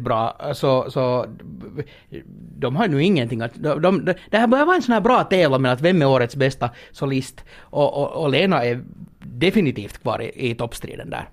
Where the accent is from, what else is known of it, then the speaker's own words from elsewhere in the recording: Finland; när man kommer då här som finländare